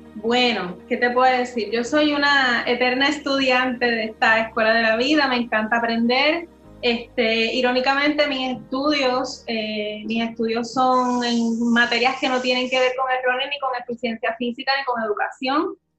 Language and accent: Spanish; Puerto Rico; soy la única puertorriqueña